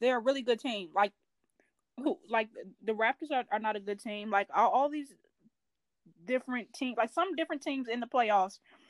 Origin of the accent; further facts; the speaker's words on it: Chicago, Illinois, United States; I'm from Chicago